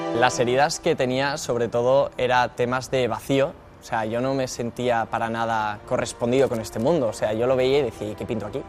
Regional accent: Madrid, Community of Madrid, Spain; soy de Madrid

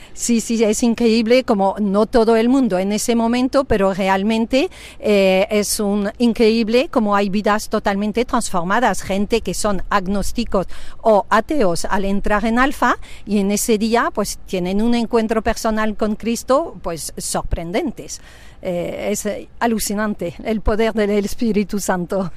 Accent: France; moved away as an adult; now in Spain; soy francesa, pero afincada aquí en España, casado con un español, pues desde 34 años

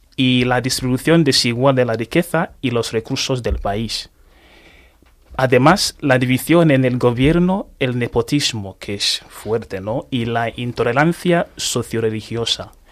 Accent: Anambra, Nigeria; Spanish is a second language; now in Spain; yo me nací en un pueblo que se llama Henry que es reino de Henry que está localizado en el estado de Anambra en, el sureste, en este de Nigeria

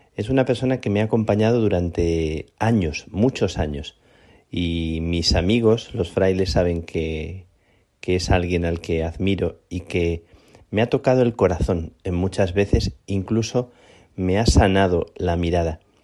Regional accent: Plasencia, Extremadura, Spain; now in Madrid, Spain; Estoy en mi tierra, estoy en, Plasencia

